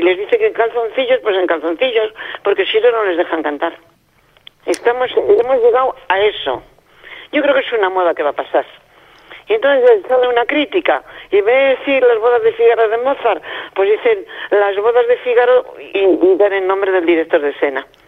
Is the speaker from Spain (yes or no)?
yes; Spain